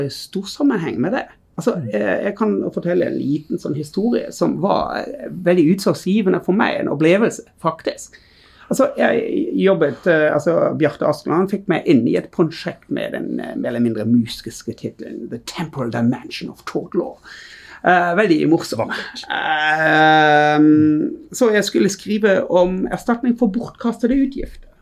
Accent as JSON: {"language": "Norwegian", "country": "Germany", "second_language": "Norwegian", "moved": "as an adult", "lives_now": "Bergen, Norway", "said": "Ja, jeg er tysk."}